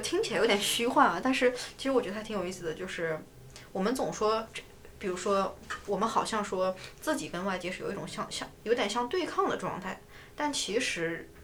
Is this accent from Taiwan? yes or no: no; northern China, China; now in New York, United States; 但我是北方人